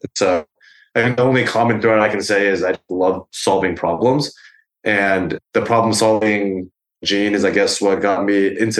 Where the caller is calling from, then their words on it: New York, United States; I am calling from my apartment in East Village here in New York.